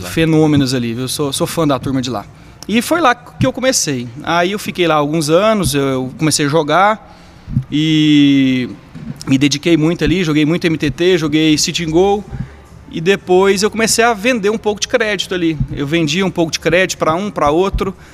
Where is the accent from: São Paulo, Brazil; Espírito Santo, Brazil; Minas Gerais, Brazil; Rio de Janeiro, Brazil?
São Paulo, Brazil; Ribeirão Preto; born there; also born or lived in Caldas Novas / Goiânia; Eu nasci em Ribeirão Preto. É... Minha... meus pais se separaram, um ficou em Ribeirão, o outro foi para Caldas Novas. Eu morei lá um tempo. De lá fui para Goiânia